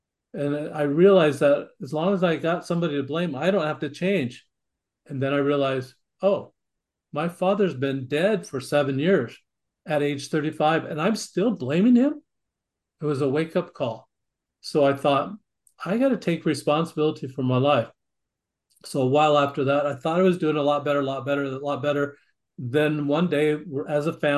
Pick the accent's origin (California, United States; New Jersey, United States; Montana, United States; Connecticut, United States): Montana, United States; Great Falls; also born or lived in Glendive, Montana; we moved to central Montana, Great Falls, Montana, and that's where I grew up